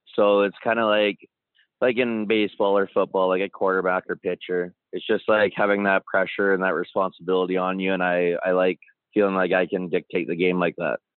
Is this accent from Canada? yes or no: yes; Calgary, Alberta, Canada; also born or lived in Comox, British Columbia; born in Comox, but I grew up mostly in Calgary. I moved to Calgary when I was about three with my mom